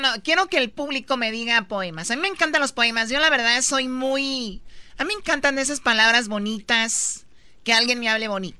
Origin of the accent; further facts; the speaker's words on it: Tepatitlán, Jalisco, Mexico; en Tepatitlán, de donde yo soy, en Tepatitlán, en Jalisco